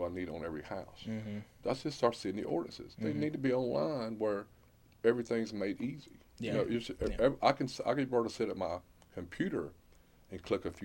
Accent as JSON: {"language": "English", "town": "Swainsboro", "region": "Georgia", "country": "United States", "tie": "born or raised there", "said": "I grew up in Swainsboro"}